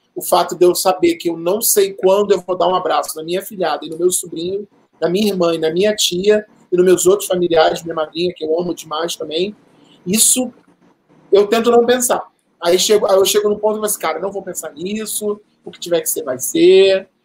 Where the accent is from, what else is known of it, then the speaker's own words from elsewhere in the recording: Rio de Janeiro, Brazil; moved away as an adult; now in São Paulo, Brazil; Eu sempre morei, né, a, a, vida quase toda no Rio de Janeiro. 2007, 2008 eu morei aqui, mas fora isso e agora eu morei a minha vida toda no Rio de Janeiro.